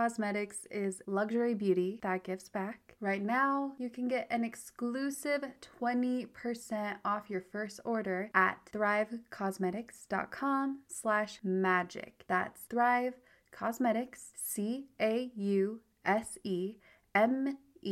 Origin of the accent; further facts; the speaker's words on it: Utah, United States; I grew up in Utah, and Utah, it's wild mm-hmm. that I'm 31 and single